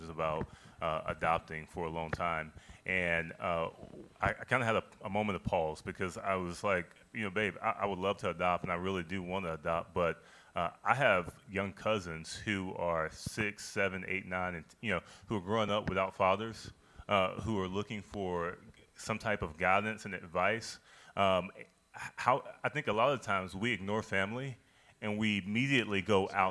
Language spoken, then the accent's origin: English; small town in Mississippi, United States; which was the case in my hometown